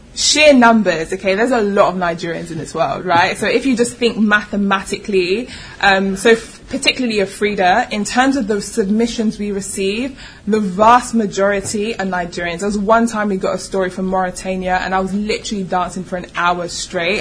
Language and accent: English; London, United Kingdom; I was born and raised in London. Um, I'm a Londoner. I have the accent.